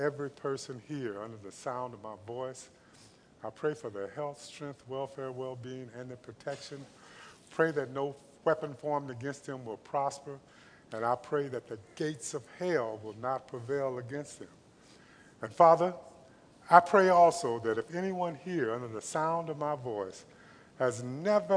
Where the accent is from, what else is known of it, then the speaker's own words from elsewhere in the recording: Los Angeles, California, United States; also born or lived in Compton, California; I was raised in Watts, lived in Compton.